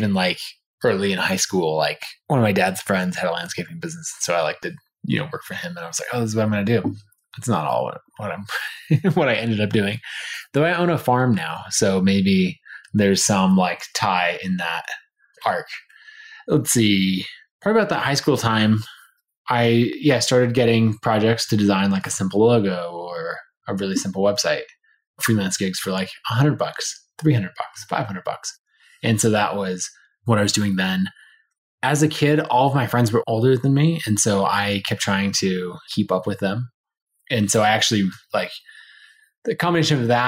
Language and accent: English; outside of Boise, Idaho, United States; I grew up about 45 minutes to an hour outside of Boise up in the mountains